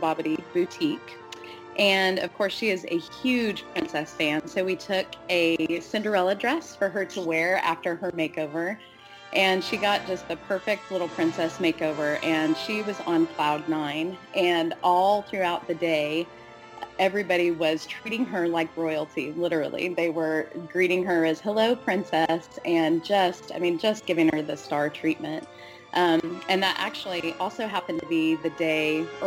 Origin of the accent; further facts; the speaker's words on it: Kansas, United States; I am from Kansas.